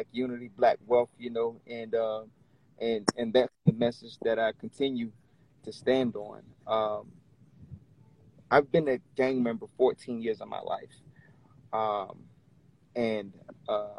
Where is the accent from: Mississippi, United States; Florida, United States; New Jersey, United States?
Florida, United States; Orlando; moved away as an adult; now in Richmond, United States; I'm originally from Orlando, Florida. I moved to Richmond, Virginia 5 years ago